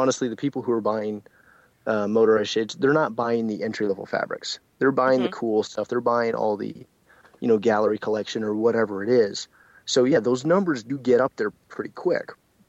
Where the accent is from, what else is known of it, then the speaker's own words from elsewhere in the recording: Canada; And again, I'm Canadian, so my numbers may be off for all of our American friends.